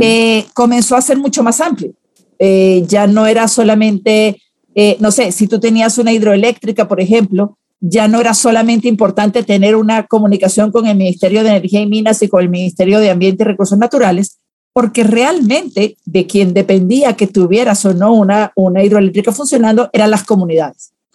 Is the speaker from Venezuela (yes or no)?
yes; Venezuela; moved away as an adult; now in Guatemala; Primero trabajé en relaciones públicas en un partido político en, Venezuela, de donde, donde, nací. Solo que ya como tengo 20 años casi en Guatemala, ya siento que tengo corazoncito chapín, pero soy venezolana de nacimiento